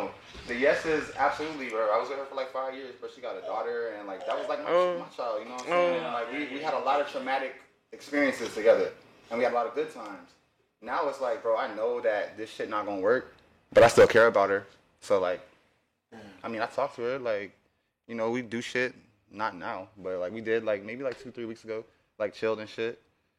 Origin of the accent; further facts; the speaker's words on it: Florida, United States; I will tell the full truth. I am from Broward County.